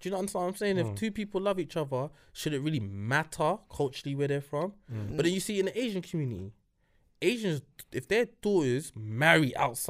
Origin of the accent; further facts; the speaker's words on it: Kumasi, Ashanti, Ghana; So basically, in Ghana, we have regions. And so originally, I'm from Kumasi. That's the Shanti region.